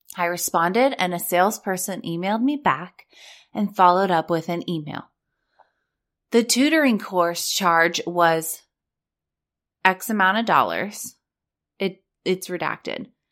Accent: Orange County, California, United States; also born or lived in Los Angeles; I was born and raised in Orange County. I lived at the beach. I lived in L

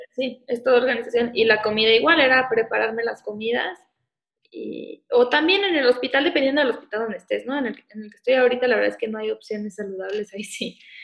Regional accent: Morelia, Michoacán, Mexico; moved away as an adult; also born or lived in Guadalajara; yo soy de Morelia y me fui a Guadalajara a estudiar

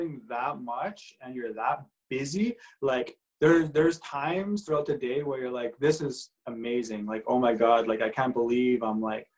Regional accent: Edmonton, Alberta, Canada; growing up in Edmonton

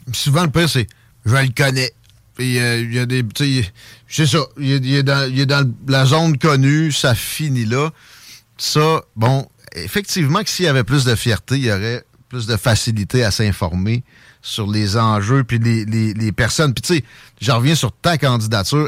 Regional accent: Quebec, Canada

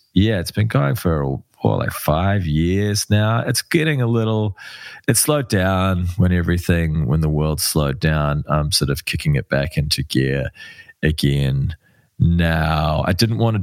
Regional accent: Wellington, New Zealand; moved away; I'm from Wellington.

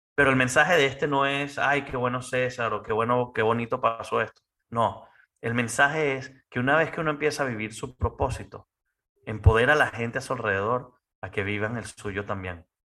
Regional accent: Venezuela; now in United States; como buen venezolano, buen latino

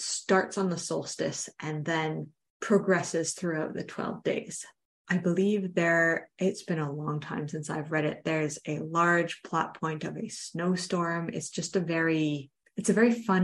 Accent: Toronto, Ontario, Canada; I grew up in Toronto. I'm very Southern Canadian.

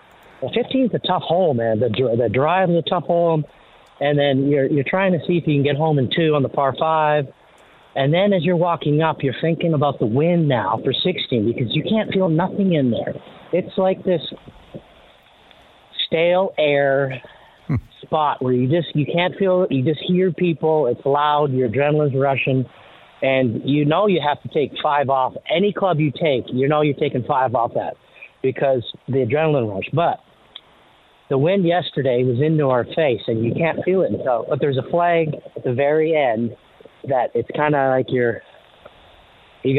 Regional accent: Canada; growing up in Canada

